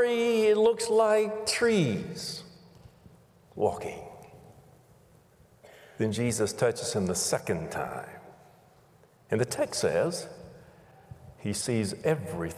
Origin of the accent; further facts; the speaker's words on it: Pensacola, Florida, United States; I grew up in Pensacola, Florida